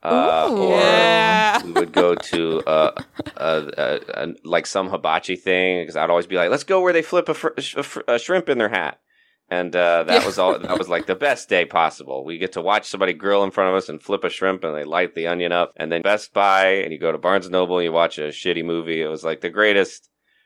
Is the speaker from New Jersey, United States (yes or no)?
no; Royston, Georgia, United States; my hometown of Royston is too small